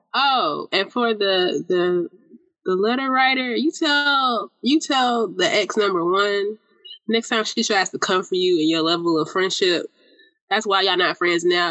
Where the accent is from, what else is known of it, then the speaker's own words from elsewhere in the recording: Atlanta, Georgia, United States; I am from Zone Six